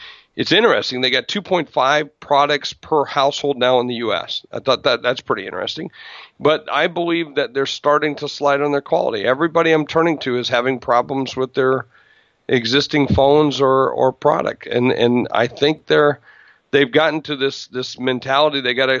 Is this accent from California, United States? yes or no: no; South Dakota, United States; I grew up in South Dakota, and I'm from a state that, you know, most people only know on the map.